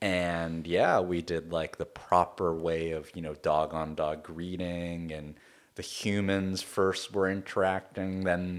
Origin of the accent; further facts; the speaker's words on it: Kobe, Hyogo, Japan; So I'm originally from Kobe, Japan. Kobe is an interesting place.